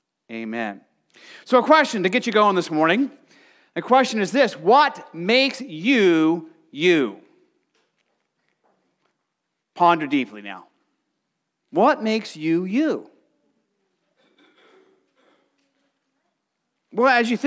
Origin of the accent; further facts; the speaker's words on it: Arizona, United States; now in Nebraska, United States; I was growing up in Arizona, you know, grew up in the desert